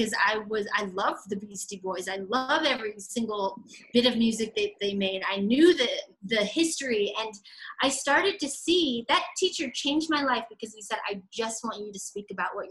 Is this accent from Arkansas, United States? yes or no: no; Aurora, Colorado, United States; also born or lived in Northglenn, Colorado; I grew up in North Glen, Colorado until I was about 7 years old. Then we moved to Southeast Aurora, and where I pretty much grew up from age 7 until 22 years old